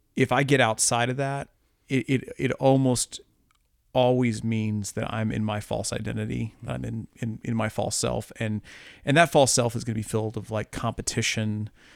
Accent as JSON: {"language": "English", "region": "Midwest", "country": "United States", "also_born_or_lived": "Columbia, Missouri", "said": "I live in Columbia, Missouri, you know, I'm a Midwesterner"}